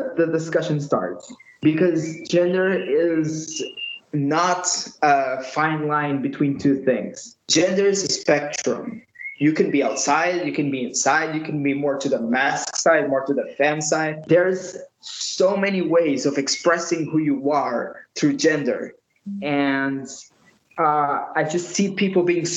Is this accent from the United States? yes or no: no; Lisbon, Portugal; I'm from Portugal, as I already said, from Lisbon, the capital